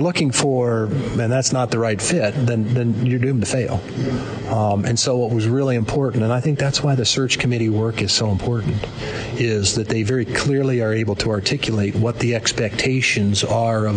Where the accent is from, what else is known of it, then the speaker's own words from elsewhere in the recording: Midwest, United States; I grew up in the Midwest